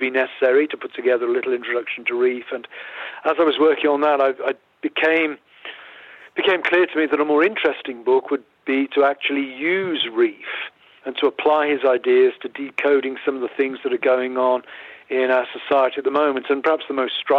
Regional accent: England, United Kingdom; moved away as an adult; also born or lived in Philadelphia, United States / Grove City, United States; now in United States; I grew up in the United Kingdom. I'm English in background.

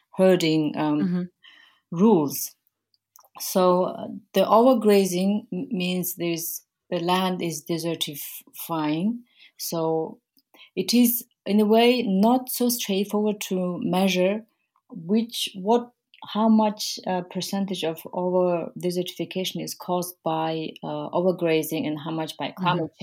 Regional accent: Mongolia; moved away; I am from Mongolia. I grew up in Mongolia. Um, I was born there

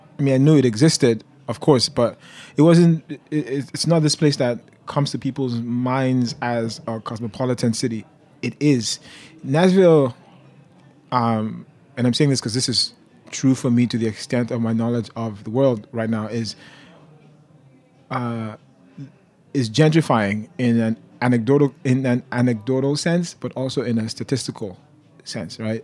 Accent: Nigeria; also born or lived in Detroit, United States; now in United States; I'm a Nigerian. I'm an immigrant

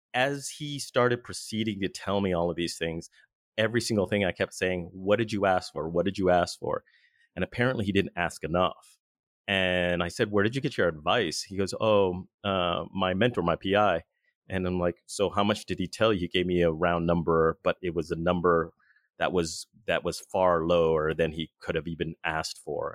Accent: Southern California, United States; now in Boston, United States; I'm originally from Southern California, but right now I currently reside in Boston

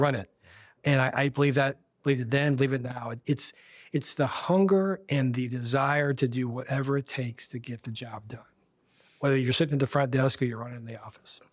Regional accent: Kansas City, United States; moved away as an adult; now in Washington, D.C., United States; I grew up in Kansas City

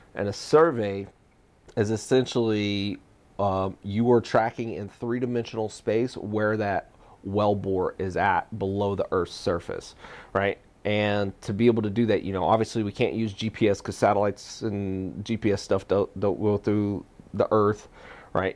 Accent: Texas, United States; moved away as an adult; also born or lived in Australia; I grew up in Texas

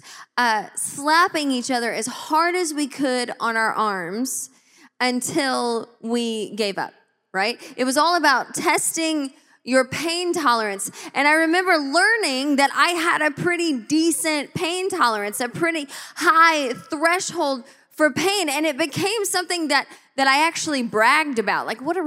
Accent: Georgia, United States; now in Tacoma, United States; my home state of Georgia

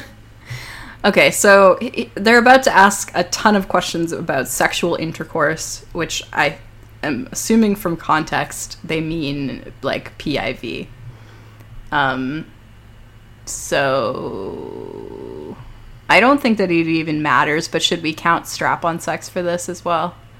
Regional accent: Toronto, Ontario, Canada; I grew up in Toronto

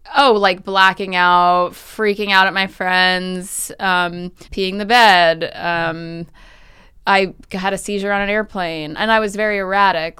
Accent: New York City, New York, United States; also born or lived in Southern California; I grew up on the Upper West Side

